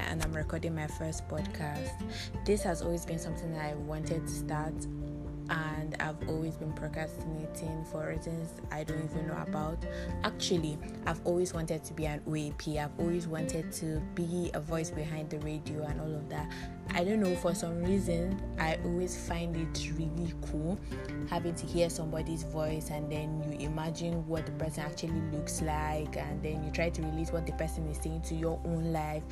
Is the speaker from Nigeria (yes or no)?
yes; Northern Nigeria, Nigeria; I'm a Hausa Yoruba girl, and I grew up in the north